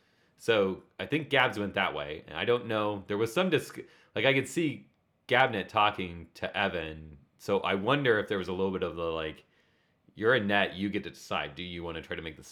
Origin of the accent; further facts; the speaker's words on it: Denver, Colorado, United States; I'm from Denver.